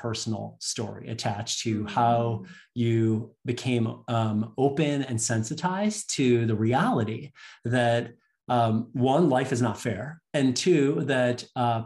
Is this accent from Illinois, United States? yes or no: yes; Chicago, Illinois, United States; also born or lived in Canada; born in Canada, and but I grew up in Chicago in the United States, which is a city in the Midwest.